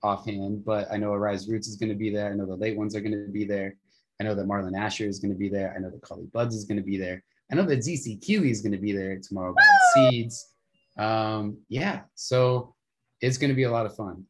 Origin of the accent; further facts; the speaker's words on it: Las Vegas, Nevada, United States; now in Arizona, United States; I grew up in Vegas